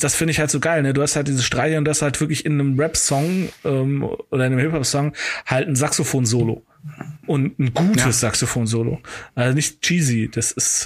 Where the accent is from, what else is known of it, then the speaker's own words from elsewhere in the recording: Cologne, North Rhine-Westphalia, Germany; als gebürtiger Kölner